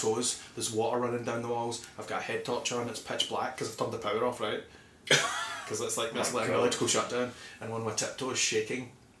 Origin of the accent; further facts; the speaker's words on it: Paisley, Scotland, United Kingdom; moved away as an adult; also born or lived in Darwin, Australia; now in New Zealand; I'm from Paisley in Scotland.